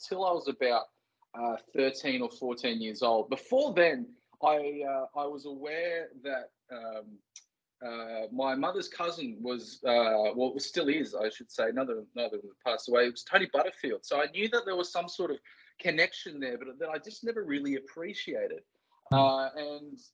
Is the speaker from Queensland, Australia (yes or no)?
no; Port Stephens, New South Wales, Australia; Growing up in Port Stephens